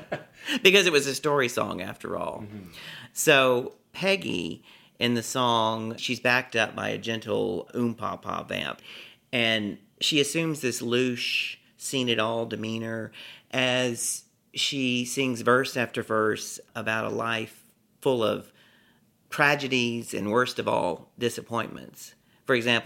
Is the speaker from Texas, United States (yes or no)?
yes; Beaumont, Texas, United States; moved away as an adult; now in New York City, United States; Beaumont, Texas